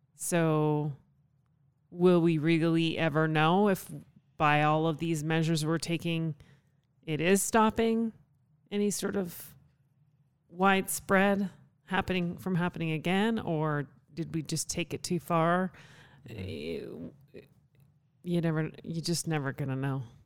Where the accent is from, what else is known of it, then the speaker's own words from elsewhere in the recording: Canada; also born or lived in Calgary; now in United States; consider Canada home. I'm a Canadian citizen.